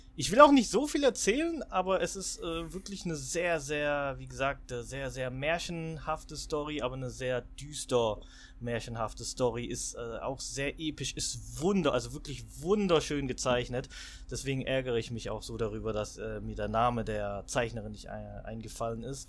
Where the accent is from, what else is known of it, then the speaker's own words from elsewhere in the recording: Swabia, Baden-Württemberg, Germany; ich bin Schwabe